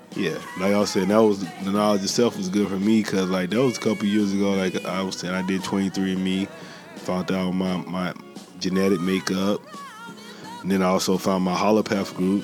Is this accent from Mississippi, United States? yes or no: yes; Columbus, Mississippi, United States; moved away as an adult; also born or lived in San Diego, California; now in Oceanside, United States; He from the same hometown as me. I'm from Columbus, Mississippi. But I've been in San Diego like this past 10 years